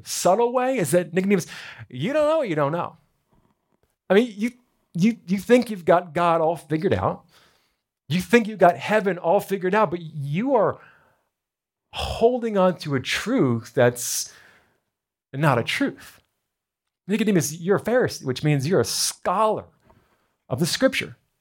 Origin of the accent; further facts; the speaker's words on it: New Jersey, United States; I was born in America, born in New Jersey.